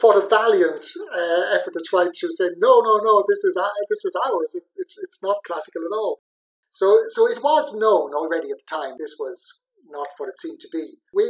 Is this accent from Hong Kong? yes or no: no; Athlone, Leinster, Ireland; moved away as an adult; also born or lived in Graz, Austria / Liverpool / Dublin; now in Coventry, United Kingdom; living in Dublin, I didn't really feel I had any authority or right to. Dublin can do with their statues what they want. But this statue was on the way to my hometown, Athlone.